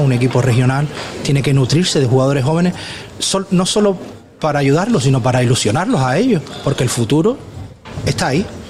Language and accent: Spanish; Puerto del Rosario, Canary Islands, Spain; Yo es que soy de Puerto de Rosario, no soy del municipio de La Oliva.